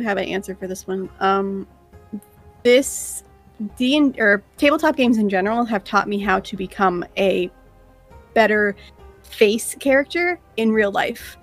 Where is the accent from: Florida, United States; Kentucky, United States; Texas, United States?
Florida, United States; South; now in Tampa, United States; we grew up in South Florida